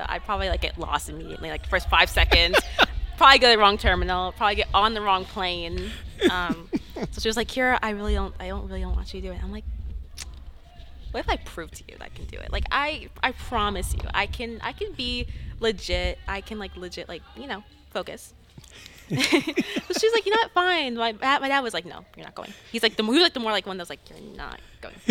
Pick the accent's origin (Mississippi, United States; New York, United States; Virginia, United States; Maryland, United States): New York, United States; Long Island; I'm from Long Island, New York